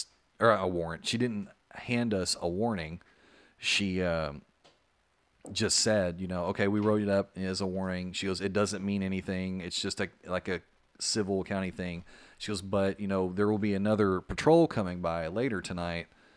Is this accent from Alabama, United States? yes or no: no; Arkansas, United States; also born or lived in Memphis, Tennessee; now in St. Petersburg, United States; She said, where are you from? And I said, Arkansas